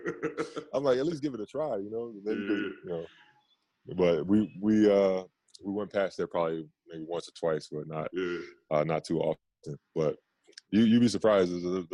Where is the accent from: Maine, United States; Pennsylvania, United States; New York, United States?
New York, United States; Queens; from Left Rack City